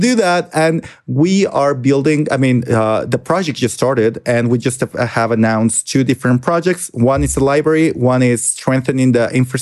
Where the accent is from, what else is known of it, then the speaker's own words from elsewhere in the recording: Michoacán, Mexico; I'm from Michoacan. Best state in the belly button